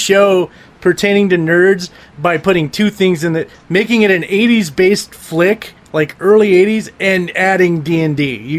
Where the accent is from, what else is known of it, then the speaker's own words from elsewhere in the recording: California, United States; we're both from California